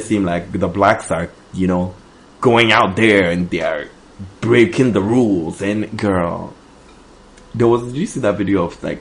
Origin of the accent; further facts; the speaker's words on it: New York City, New York, United States; I'm coming deep from the Bronx